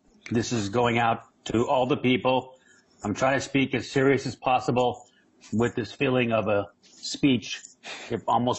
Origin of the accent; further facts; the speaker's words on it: La Mesa, California, United States; I grew up in La Mesa next to El Cajon, which means the box, near Chula Vista, which means the pretty view.